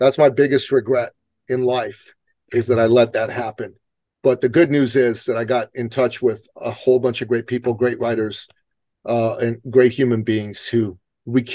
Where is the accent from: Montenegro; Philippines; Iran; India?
Iran; now in United States; I come from Iran, okay? And where I come from, when your side loses an election, you better leave the country